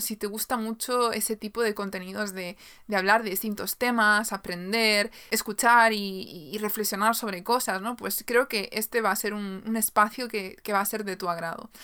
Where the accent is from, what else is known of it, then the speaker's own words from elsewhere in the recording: Galicia, Spain; soy de Galicia, en España